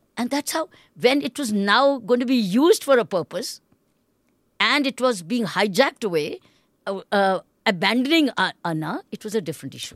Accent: India; as an Indian

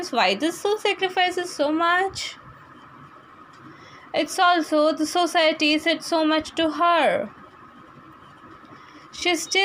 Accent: Gujarat, India; I am basically from Gujarat.

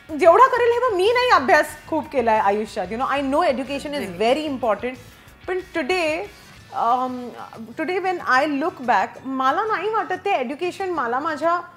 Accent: Maharashtra, India; अहो मी पण मराठी हा

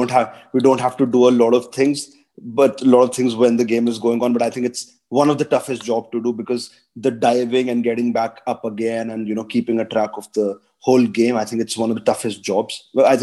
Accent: Dehradun, Uttarakhand, India; moved away as an adult; also born or lived in Delhi / Gujarat; I come from Dehradun, where the sports culture is extremely, extremely, sophisticated, and everybody loves to play.

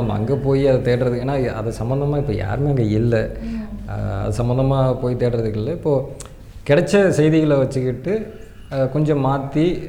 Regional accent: a village near Dindigul, Tamil Nadu, India; now in Chennai, India; நான்லாம் வந்து தென் மாவட்ட சேர்ந்தவன் திண்டுக்கல் பக்கத்தில் ஒரு கிராமத்தில் பிறந்து வளர்ந்தோம்

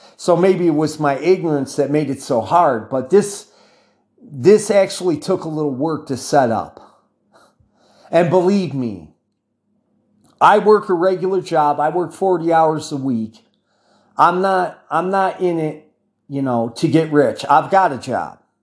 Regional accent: United States; accent: American; I talk from American perspective. Obviously, for those of you outside the United States, you can hear it in my accent.

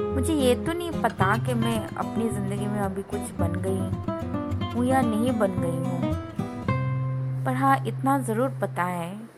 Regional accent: Agartala, Tripura, India; moved away; मैं north east की हूँ और मैं त्रिपुरा से हूँ मेरा होम टाउन अगरतला

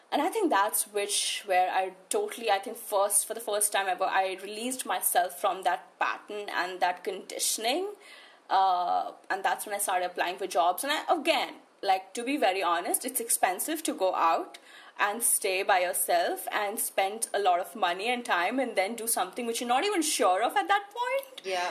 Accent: New Delhi, Delhi, India; I shifted to New Delhi when I was in class five, so that's almost like me spending my entire life here

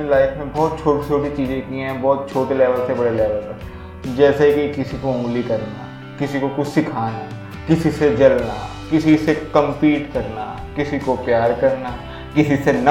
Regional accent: India; मैं इंडिया से बिलोंग करता हूँ इंडिया में most of the percentage of family middle class family की है

